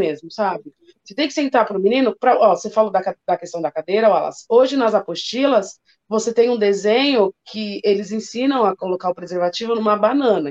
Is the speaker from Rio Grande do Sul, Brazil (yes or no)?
no; São Paulo, Brazil; Eu venho né, daqui da periferia da Zona Norte de São Paulo